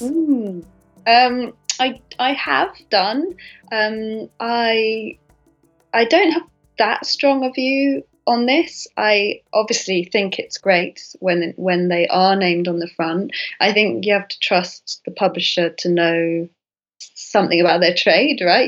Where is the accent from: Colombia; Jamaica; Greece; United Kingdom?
United Kingdom; I'm British